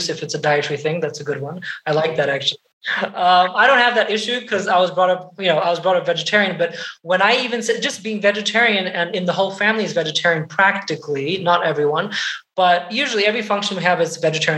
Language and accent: English; Portugal; moved away; I was brought up in Europe, in Portugal.